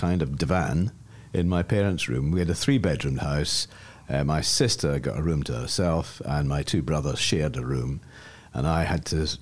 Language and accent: English; Glasgow, Scotland, United Kingdom; I was born in Glasgow, in a place called Giffnock, in a nursing home